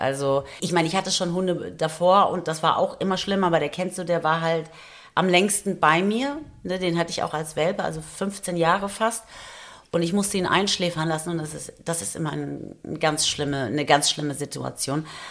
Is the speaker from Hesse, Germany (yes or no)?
yes; Taunus, Hesse, Germany; now in Frankfurt, Germany; ich komme ja aus dem Taunus eigentlich